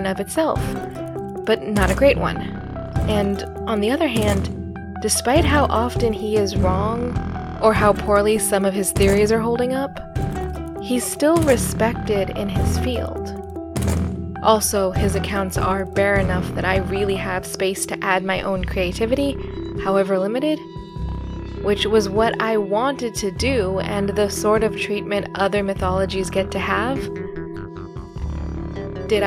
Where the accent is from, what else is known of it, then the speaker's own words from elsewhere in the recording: Philippines; as a Filipino